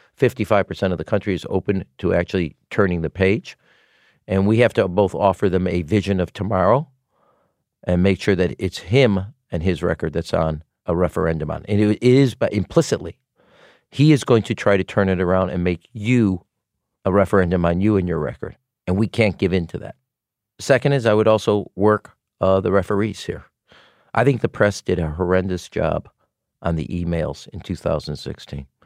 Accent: Chicago, Illinois, United States; I was from Chicago

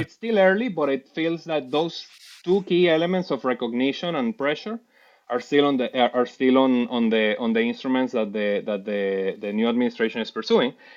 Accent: Puerto Ordaz, Bolívar, Venezuela; moved away as an adult; also born or lived in Caracas; I was born in Caracas, raised in Puerto Ordaz, and then moved back

